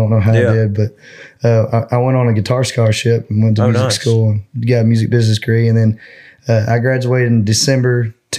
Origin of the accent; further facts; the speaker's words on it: Nashville, Arkansas, United States; also born or lived in Murfreesboro, Arkansas; now in Nashville, Tennessee, United States; I'm originally from Nashville, Arkansas.